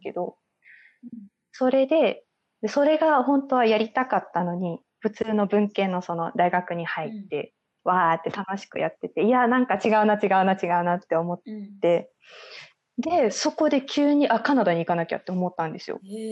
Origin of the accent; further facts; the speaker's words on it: Saitama, Japan; moved away as an adult; also born or lived in Tokyo; now in Halifax, Canada; 埼玉育ちっていう微妙な都会なんですけど、私が育ったのは。